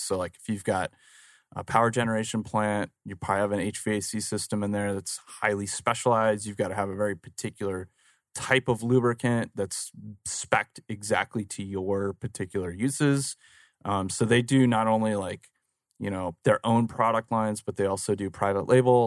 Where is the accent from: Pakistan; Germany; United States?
United States; Phoenix, Arizona; I actually grew up right here in Phoenix, uh, born and raised in Phoenix